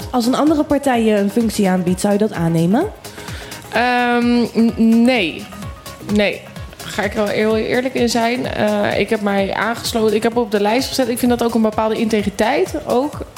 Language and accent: Dutch; Volendam, North Holland, Netherlands; En ik kom ook deels uit Volendam. En daar heeft ook iedereen een bijnaam.